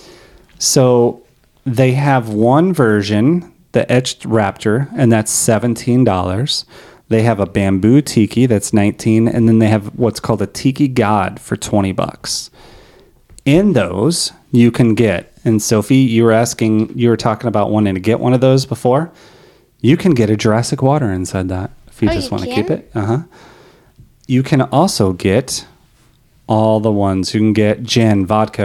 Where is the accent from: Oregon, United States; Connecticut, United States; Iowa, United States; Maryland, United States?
Oregon, United States; We're from Oregon